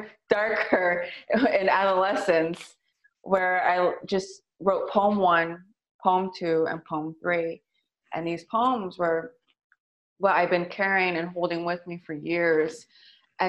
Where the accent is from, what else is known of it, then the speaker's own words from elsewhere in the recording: San Francisco, California, United States; growing up in the Excelsior